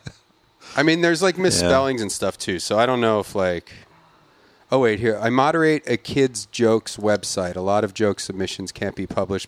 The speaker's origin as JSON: {"language": "English", "town": "Philadelphia", "region": "Pennsylvania", "country": "United States", "tie": "born or raised there", "said": "I grew up in Philadelphia"}